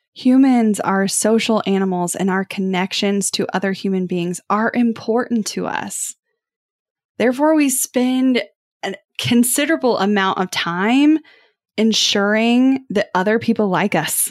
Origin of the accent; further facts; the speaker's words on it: Kansas City, United States; growing up in Kansas City